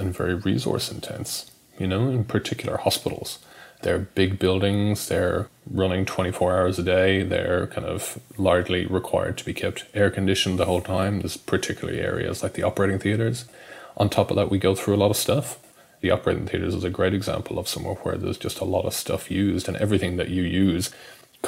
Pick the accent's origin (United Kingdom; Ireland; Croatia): Ireland; Dublin, Leinster; moved away as an adult; also born or lived in Perth / Sydney / Brisbane; now in Melbourne, Australia; I'm Irish. I grew up in Dublin, went to medical school there and came out here to Australia, to Perth actually, in 2009